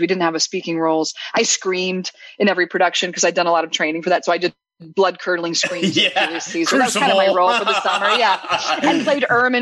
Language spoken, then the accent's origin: English; Midwest, United States; moved away as an adult; also born or lived in Chicago; coming from the Midwest